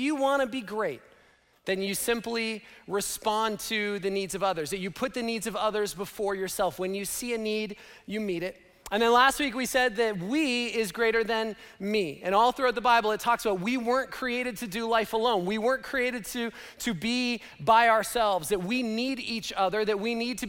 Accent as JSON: {"language": "English", "country": "Canada", "tie": "born or raised there", "moved": "yes", "said": "Laura and I grew up in Canada"}